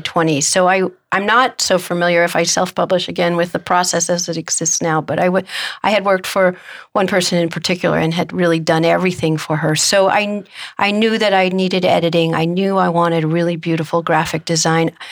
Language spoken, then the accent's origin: English; Omaha, Nebraska, United States; my hometown, which is Omaha, Nebraska